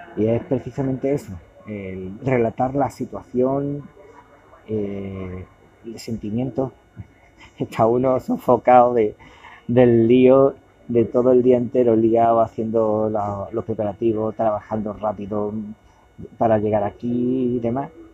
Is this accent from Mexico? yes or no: no; Cádiz, Andalusia, Spain; moved away as an adult; now in Málaga, Spain; de donde yo soy, que es en Cádiz